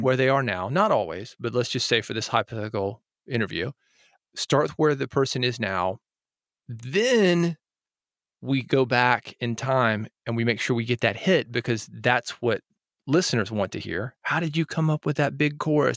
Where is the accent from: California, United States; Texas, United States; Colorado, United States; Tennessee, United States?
Tennessee, United States; Nashville; I grew up in Nashville, where, as I mentioned, Music City, U S A, uh, we make a living with our creativity here